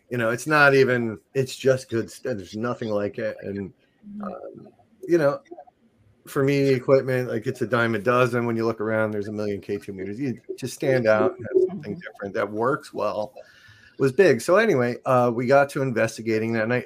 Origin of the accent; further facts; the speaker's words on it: New Jersey, United States; moved away; I'm from New Jersey originally